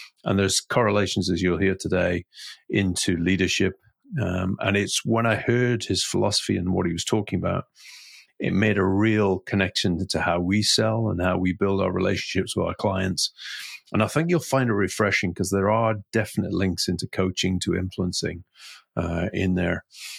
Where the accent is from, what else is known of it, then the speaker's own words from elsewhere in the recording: Newcastle, North East England, United Kingdom; accent: posh Geordie; England, where I was brought up. But I was always described as a posh Geordie because I didn't sound like I came from Newcastle.